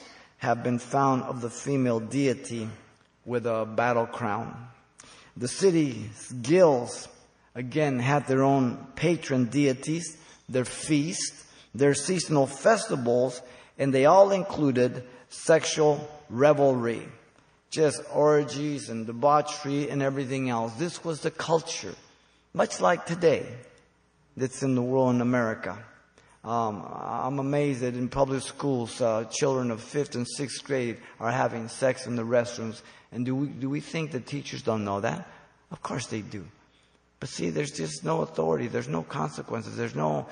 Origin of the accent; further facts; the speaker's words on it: Los Angeles, California, United States; also born or lived in Mexico City, Mexico; I came to the United States. I went to Our Lady of Loreto in L.A.